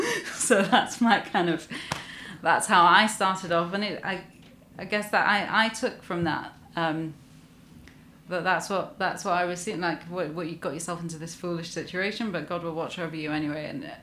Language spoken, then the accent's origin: English; Glasgow, Scotland, United Kingdom; born there; I was born in Glasgow.